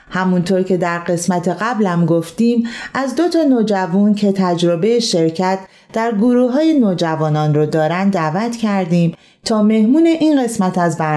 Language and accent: Persian; Karaj, Alborz, Iran; 15 سالمه از کرج